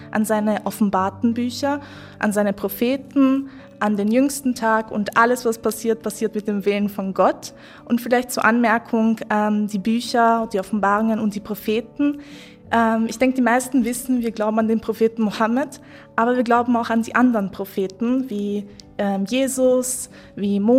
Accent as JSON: {"language": "German", "region": "Vienna", "country": "Austria", "said": "ich bin Wienerin, ich identifiziere mich als eine Wienerin und für mich ist ähm, der Stephansdom einfach das Wahrzeichen von Wien."}